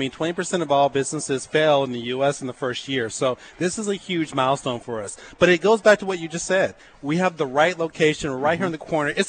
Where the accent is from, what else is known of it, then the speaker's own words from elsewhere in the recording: Oklahoma, United States; moved away; also born or lived in California; I'm from Oklahoma, born and raised. Went to OU about 20 years ago